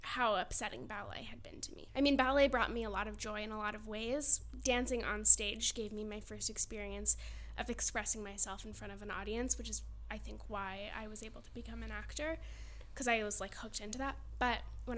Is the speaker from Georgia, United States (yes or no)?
no; Madison, Connecticut, United States; also born or lived in Pennsylvania; I grew up in Connecticut, but I went to Pennsylvania to study